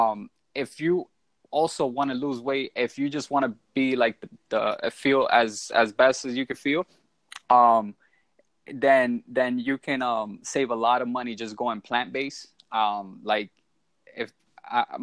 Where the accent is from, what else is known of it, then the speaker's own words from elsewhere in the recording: New York City, New York, United States; moved away as an adult; also born or lived in Orlando, Florida; I was born and raised in the Bronx.